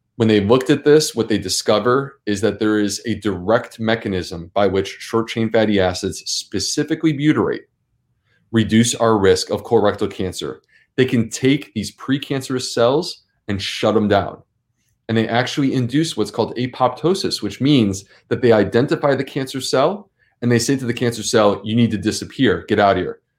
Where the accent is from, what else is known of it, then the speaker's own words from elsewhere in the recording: Syracuse, New York, United States; I grew up in Syracuse, New York